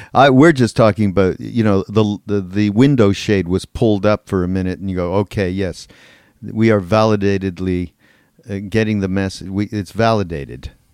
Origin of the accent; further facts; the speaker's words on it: Canada; we're from Canada